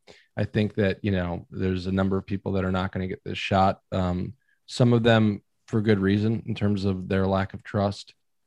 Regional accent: Arlington, Virginia, United States; I grew up in Arlington, and we used to have an Errol's that then became a Blockbuster.

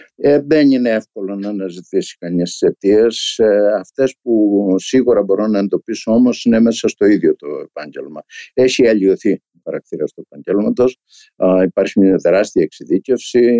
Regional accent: a village in Crete, Greece; moved away; σε ένα χωριό τη δεκαετία του 50 της, ε, της Κρήτης. Το σύμπαν μου ήταν το χωριό μου.

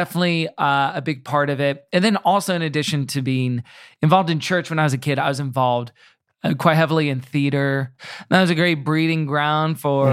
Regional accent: Houston, Texas, United States; also born or lived in Tulsa, Oklahoma / Austin, Texas; I grew up in Houston, which is, I guess I should say Kingwood, which is the suburbs a little bit

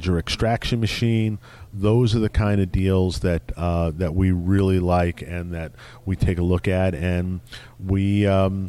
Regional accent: New York, United States; I grew up in New York

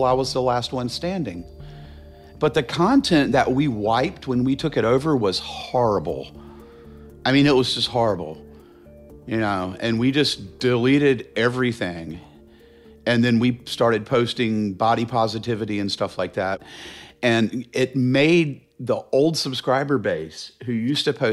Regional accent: Charlotte, North Carolina, United States; I grew up in Charlotte

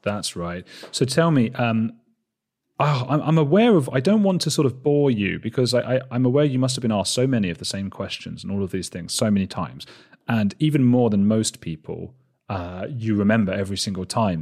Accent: Watford, East of England, United Kingdom; I'm from Watford. It's a town outside London

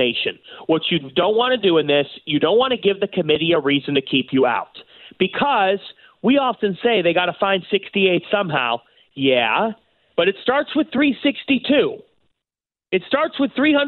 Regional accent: Cleveland, Ohio, United States; born or raised there

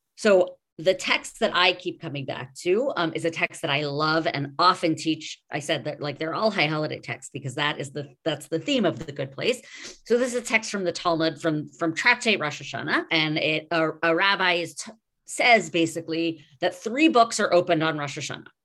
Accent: New York, United States; now in Los Angeles, United States; I am a New Yorker and a New Yorker of the eighties generation

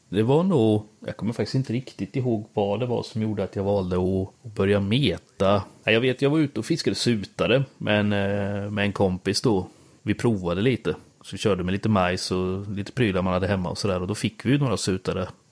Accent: Björsäter, Östergötland, Sweden; accent: Östgöte; moved away as an adult; also born or lived in Växjö; Jag är ju från eh, Björsäter. Typ tre ja. mil utanför Linköping

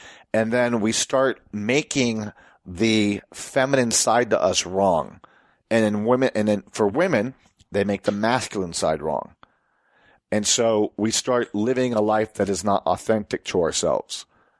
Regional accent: Puerto Rico; And, you know, we were also Americans growing up in Puerto Rico.

